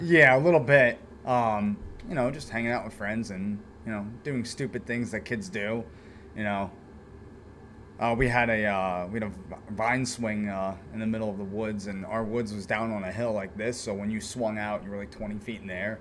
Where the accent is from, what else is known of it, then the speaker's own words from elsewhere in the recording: eastern Pennsylvania, United States; grew up in this area, Pennsylvania, eastern Pennsylvania